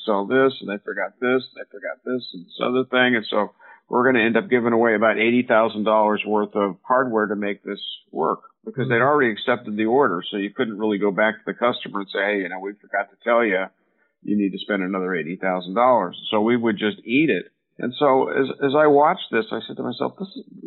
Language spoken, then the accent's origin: English; Silicon Valley, California, United States; I grew up here in Silicon Valley